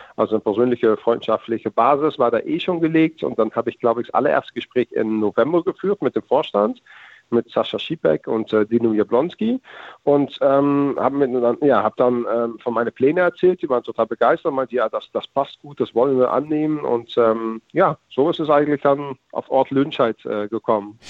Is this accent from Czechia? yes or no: no; Netherlands; als Holländer